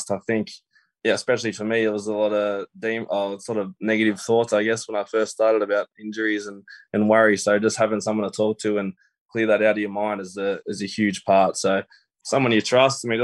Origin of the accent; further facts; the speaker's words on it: Menangle, New South Wales, Australia; I sort of talked about yeah my childhood and growing up in Menangle and my dream to play the NRL.